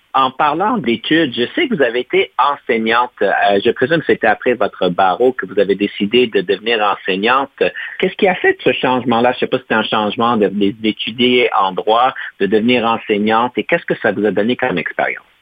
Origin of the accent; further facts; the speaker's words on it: Ontario, Canada; en tant que franco-ontarien